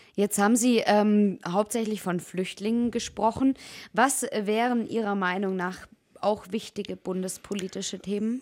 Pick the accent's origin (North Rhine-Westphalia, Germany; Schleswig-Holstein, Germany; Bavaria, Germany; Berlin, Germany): Bavaria, Germany; Allgäu; accent: Allgäu dialect; jetzt ist es bei uns im Allgäu ja schon echt schön und unser Dialekt ist schon auch also wundervoll